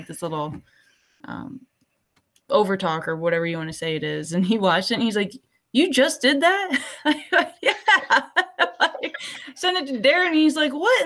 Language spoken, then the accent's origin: English; Midwest, United States; I grew up in the Midwest